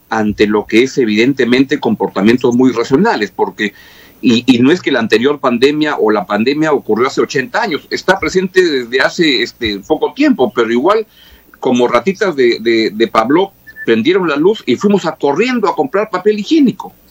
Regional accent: Peru; Somos los peruanos muy diferentes a, ciudadanos de otros países.

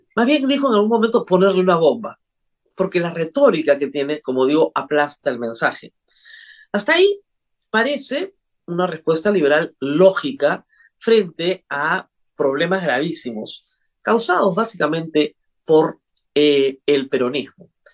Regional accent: Peru

